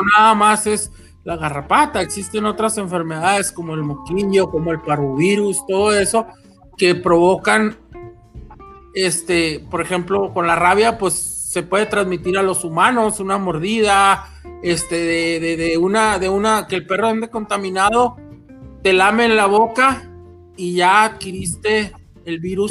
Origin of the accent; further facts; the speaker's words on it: Mexico; Somos mexicanos